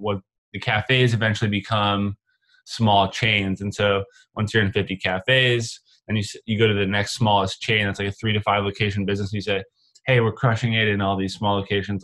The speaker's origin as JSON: {"language": "English", "town": "Rochester", "region": "New York", "country": "United States", "tie": "born or raised there", "moved": "yes", "lives_now": "Los Angeles, United States", "said": "We grew up in Rochester, New York, and now we live in Los Angeles."}